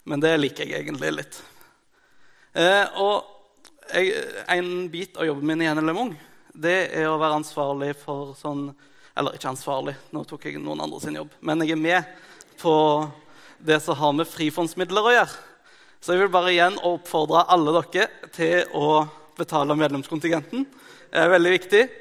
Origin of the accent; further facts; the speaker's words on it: Mongolia; Eh, jeg er misjonærbarn fra Mongolia. Det er det til gjengjeld veldig mange som vet.